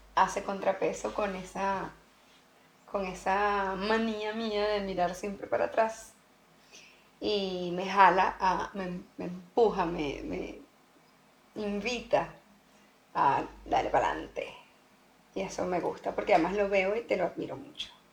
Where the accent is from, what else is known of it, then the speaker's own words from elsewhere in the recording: Venezuela; also born or lived in Costa Rica; now in Sweden; nosotros somos venezolanos